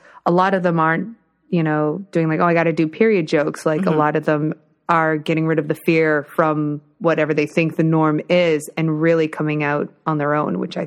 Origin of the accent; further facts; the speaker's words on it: Burlington, Ontario, Canada; I'm from Burlington